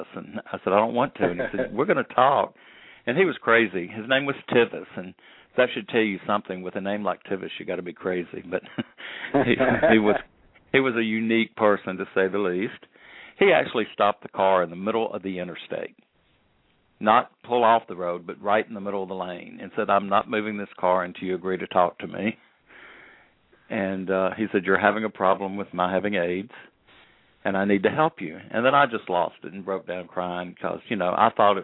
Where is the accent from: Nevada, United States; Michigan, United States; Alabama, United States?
Alabama, United States; Birmingham; growing up in Birmingham, Alabama